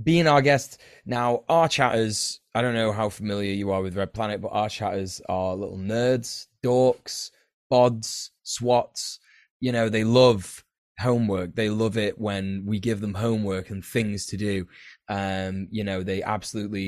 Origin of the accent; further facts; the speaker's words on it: England, United Kingdom; I'm basically English, but, you know, I've got Irish heritage